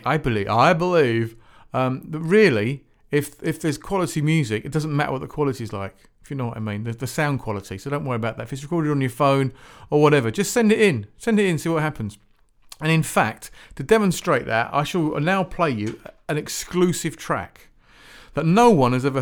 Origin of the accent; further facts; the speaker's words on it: Shepperton, South East England, United Kingdom; also born or lived in near Woking; I used to live near Woking, actually. I was born and brought up in Shepparton